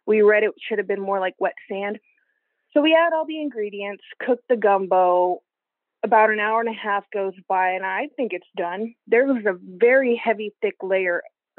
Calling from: Houston, Texas, United States; I'm calling from Houston, Texas.

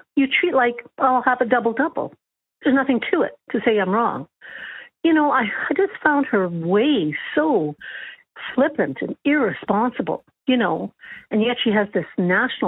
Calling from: Calgary, Alberta, Canada; I'm calling from Calgary.

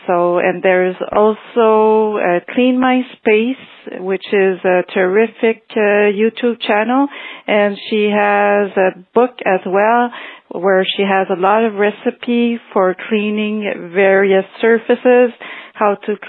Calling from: Montreal, Quebec, Canada; I'm calling from Montreal, Canada.

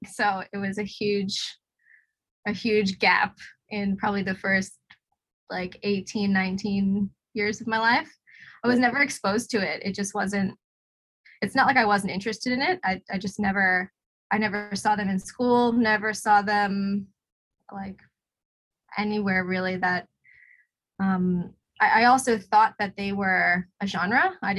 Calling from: Hobart, Tasmania, Australia; I'm talking to you from Nipaluna in Hobart.

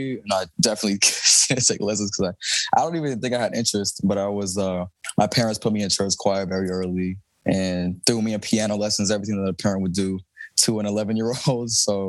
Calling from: Houston, Texas, United States; Yeah, it's still Thursday. It's Houston, hot Houston.

